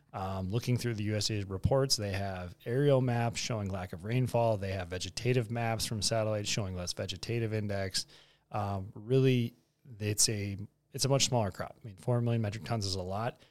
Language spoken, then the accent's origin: English; Bismarck, North Dakota, United States; moved away; also born or lived in Arthur, North Dakota; I'm a Bismarck High kid. Yeah, Southside Bismarck